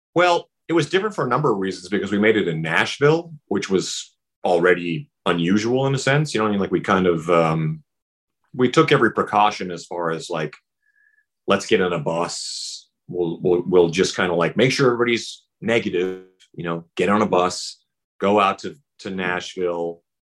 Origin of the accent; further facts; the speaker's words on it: Saskatchewan, Canada; moved away; also born or lived in Vancouver; growing up in Saskatchewan, all those major years of my life were spent in Vancouver